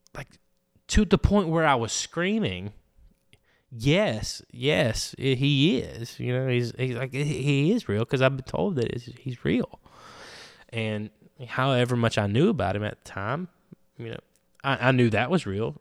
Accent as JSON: {"language": "English", "town": "Andalusia", "region": "Alabama", "country": "United States", "said": "I'm from Andalusia, Alabama."}